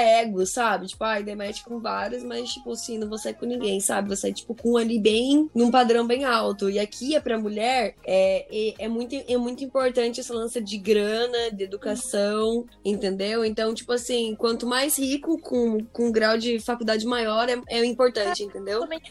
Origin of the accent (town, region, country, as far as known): Brazil; now in United States